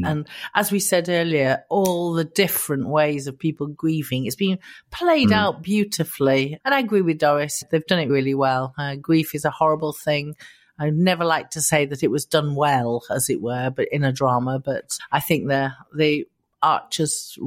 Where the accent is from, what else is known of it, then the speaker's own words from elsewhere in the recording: Immingham, Yorkshire and the Humber, United Kingdom; I was brought up on the East Coast in Immingham. It's right on the East Coast.